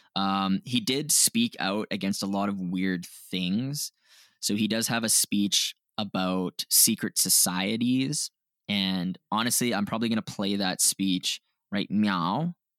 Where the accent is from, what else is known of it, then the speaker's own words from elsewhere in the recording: Canada; we're from Canada